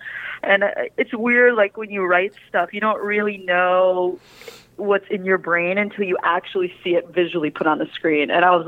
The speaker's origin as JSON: {"language": "English", "region": "Minnesota", "country": "United States", "tie": "born or raised there", "accent": "Minnesota", "said": "Because I grew up in Minnesota."}